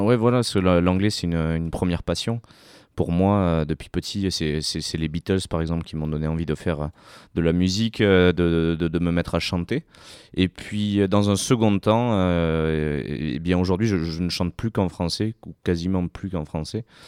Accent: Sarlat-la-Canéda, Nouvelle-Aquitaine, France; je viens de Sarlat terre euh, occitane

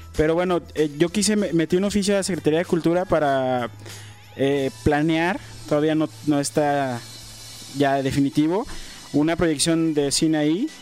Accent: Guadalajara, Jalisco, Mexico; nací en Santa Tere, en el Hospital Ayala, crecí en Santa Tere

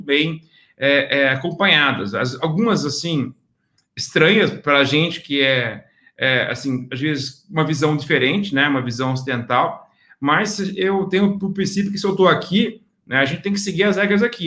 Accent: Cuiabá, Mato Grosso, Brazil; moved away as an adult; also born or lived in United States / New Zealand; now in Singapore; Originalmente eu sou de Cuiabá, Mato Grosso, é onde é o estado do agronegócio do Brasil

